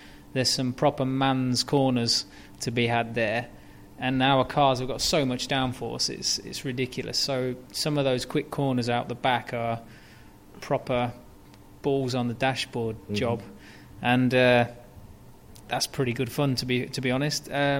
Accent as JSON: {"language": "English", "country": "United Kingdom", "said": "I mean, as a Brit, DTM is a very German championship, and I can speak a bit of German"}